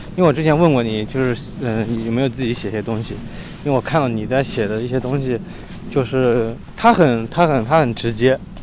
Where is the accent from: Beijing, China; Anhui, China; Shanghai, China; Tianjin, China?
Anhui, China; Shou County; moved away; 我老家就是在，呃，寿县哦。它是，寿县，它是战国时候就是楚国的国都，对嗯。然后是一个，反正就是一个小县城嘛。然后但是我是县城下面的镇，镇子里面的小村